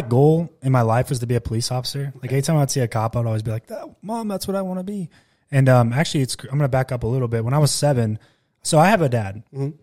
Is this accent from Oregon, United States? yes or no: yes; Klamath Falls, Oregon, United States; moved away as an adult; also born or lived in Bakersfield, California; I was born in Bakersfield, but we grew up in southern Oregon